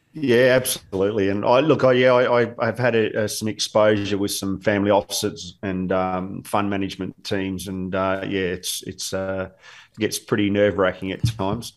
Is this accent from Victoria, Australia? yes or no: yes; Williamstown, Victoria, Australia; I was born not far from here in Williamstown in in in, in Footscray Hospital